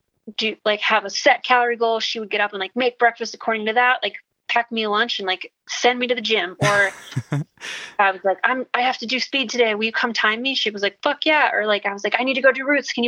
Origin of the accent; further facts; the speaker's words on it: Wisconsin, United States; moved away; also born or lived in Minnesota; I'm from Wisconsin.